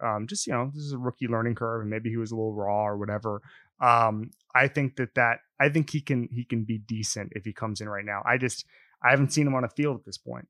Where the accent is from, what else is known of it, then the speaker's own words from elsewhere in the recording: Orlando, Florida, United States; I'm from Orlando